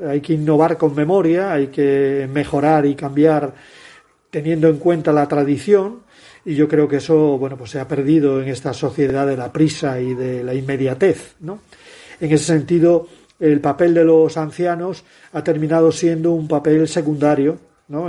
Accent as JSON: {"language": "Spanish", "region": "Asturias", "country": "Spain", "said": "Mi tierra"}